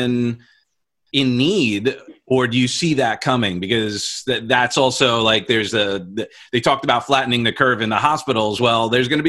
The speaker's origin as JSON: {"language": "English", "region": "New York", "country": "United States", "moved": "yes", "lives_now": "Florida, United States", "said": "We're both from New York"}